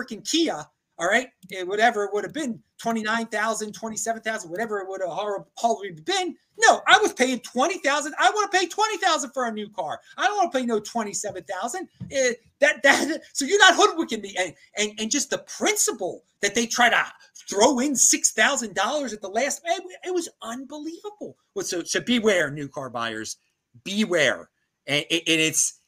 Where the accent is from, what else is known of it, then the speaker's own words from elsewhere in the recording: East Coast, United States; I'm from the East Coast